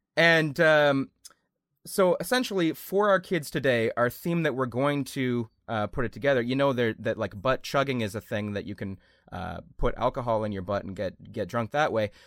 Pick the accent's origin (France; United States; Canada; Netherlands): Canada; we're Canadian